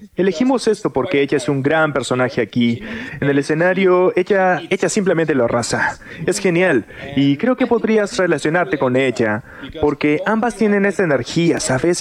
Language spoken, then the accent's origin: Spanish; Córdoba, Argentina; de donde soy, Córdoba Capital